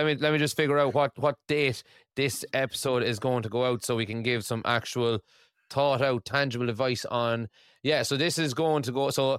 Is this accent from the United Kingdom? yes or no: no; Ireland; obviously my wife is Scottish and I'm Irish, so our daughter is Skyrish.